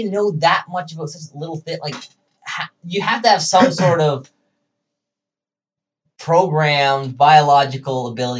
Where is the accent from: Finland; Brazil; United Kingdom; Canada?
Canada; Toronto, Ontario; she's like, where are you from? I'm like, Toronto.